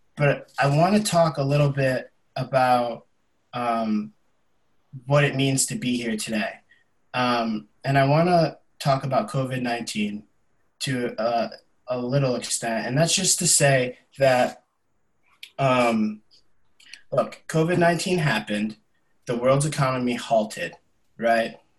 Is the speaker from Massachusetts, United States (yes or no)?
yes; the Berkshires, Massachusetts, United States; I'm born and raised here in the Berkshires. So this is my hometown community.